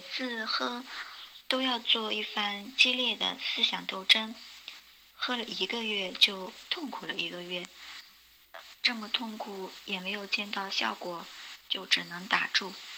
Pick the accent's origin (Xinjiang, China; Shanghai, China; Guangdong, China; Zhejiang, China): Guangdong, China; Meizhou; also born or lived in Changping, Beijing; now in Beijing, China; 我来自广东梅州，现居北京昌平